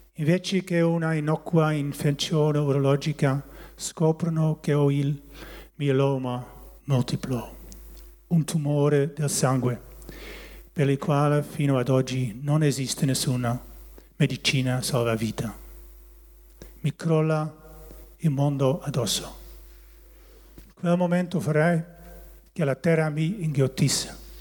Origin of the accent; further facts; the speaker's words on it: Barsingerhorn, North Holland, Netherlands; Italian is a second language; also born or lived in Haren, Netherlands; now in Italy; E quando io e mia sorella avevamo pochi anni siamo tornati nel loro paese di origine. E lì sono cresciuto nel paesino di Barsingerhorn.